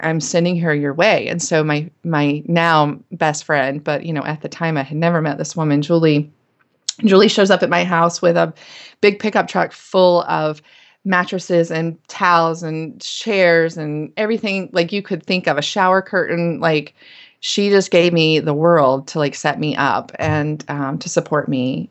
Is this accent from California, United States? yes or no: no; Winston-Salem, North Carolina, United States; I grew up in North Carolina, in Winston-Salem